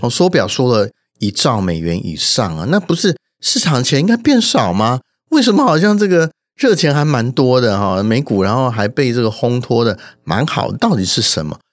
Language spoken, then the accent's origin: Chinese; Taiwan; 我们台湾人